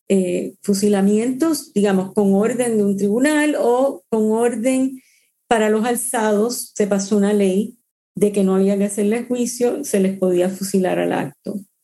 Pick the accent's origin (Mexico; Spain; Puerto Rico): Puerto Rico; Mayagüez; moved away as an adult; also born or lived in Cuba / Miami / Washington; desde los ocho a los diecisiete, eh, crecí en Mayagüez, Puerto Rico, donde no había cubanos